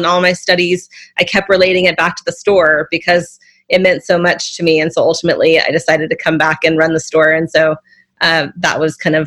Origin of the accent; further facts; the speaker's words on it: Santa Cruz, California, United States; growing up in Santa Cruz meant being part of a community